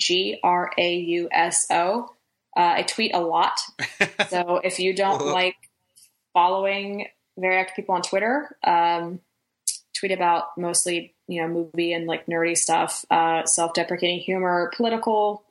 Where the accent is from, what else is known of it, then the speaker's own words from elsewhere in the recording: Pittsburgh, Pennsylvania, United States; I grew up in Pittsburgh